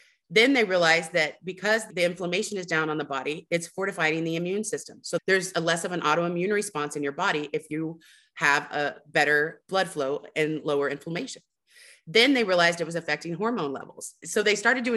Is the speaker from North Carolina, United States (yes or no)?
no; Houston, Texas, United States; I'm from Texas. I'm from the Gulf Coast